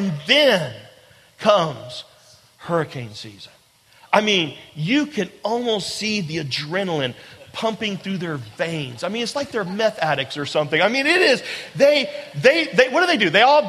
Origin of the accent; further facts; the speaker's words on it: Charleston, South Carolina, United States; also born or lived in Atlanta; I'm from Charleston, but I'd gone to school in Atlanta, and I just graduated in May of that year, and Janet and I moved back to Charleston in August